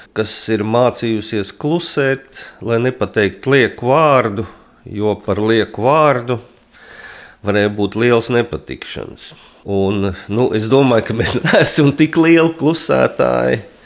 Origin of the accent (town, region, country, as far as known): Latvia